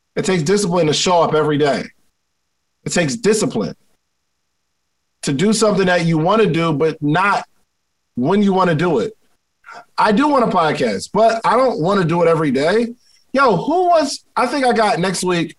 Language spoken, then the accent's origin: English; Willingboro, New Jersey, United States; growing up in Willingboro, New Jersey